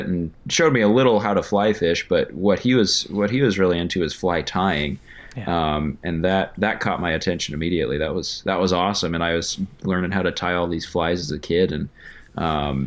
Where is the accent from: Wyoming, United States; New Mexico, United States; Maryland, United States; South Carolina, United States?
Wyoming, United States; also born or lived in Colorado / Fairbanks, Alaska; now in Anchorage, United States; So I was actually born in Colorado, but when I was 7 or 8, you know, my family moved to Wyoming. So I consider that to be where I grew up